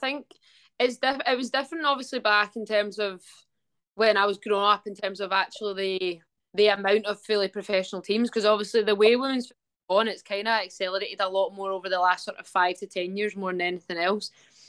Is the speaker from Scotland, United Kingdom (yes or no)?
yes; Dunfermline, Scotland, United Kingdom; I grew up in Dunfermline. That's where I kind of went to school and all the way through like high school and stuff like that. I stayed there.